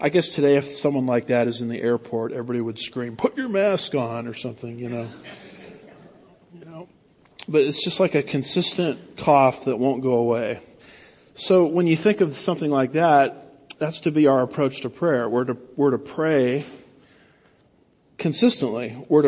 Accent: California, United States; now in Houston, United States; the only reason I can handle Houston traffic is I came from California, Southern California, where it's actually worse

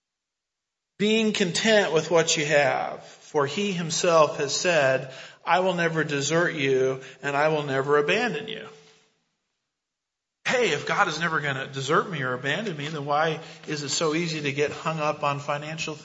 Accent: United States; I'm an American

